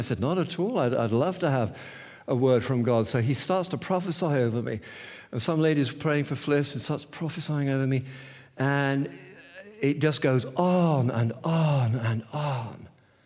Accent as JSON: {"language": "English", "town": "St Albans", "region": "East of England", "country": "United Kingdom", "said": "St. Albans, it's just a city just north of..."}